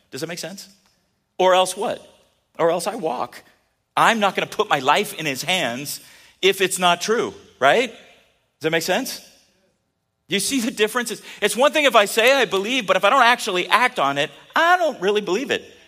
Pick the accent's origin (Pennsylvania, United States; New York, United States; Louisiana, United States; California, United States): California, United States; I grew up in California